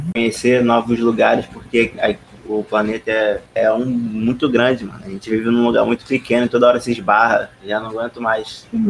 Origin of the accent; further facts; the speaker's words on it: Rio de Janeiro, Brazil; sou carioca